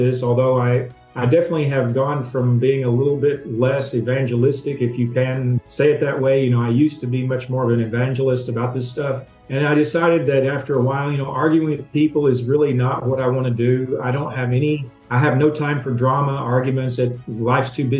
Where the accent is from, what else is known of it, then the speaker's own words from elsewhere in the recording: Tennessee, United States; growing up in the South and from being from Tennessee, I grew up around these people who ate for taste